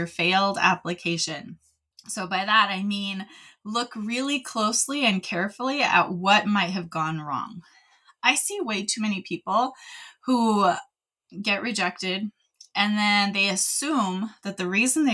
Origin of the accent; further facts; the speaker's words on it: California, United States; moved away as an adult; now in Utah, United States; I spent most of my life in California